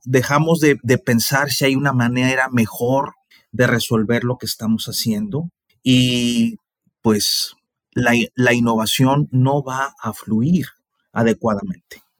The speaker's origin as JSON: {"language": "Spanish", "country": "Mexico", "said": "nosotros los mexicanos"}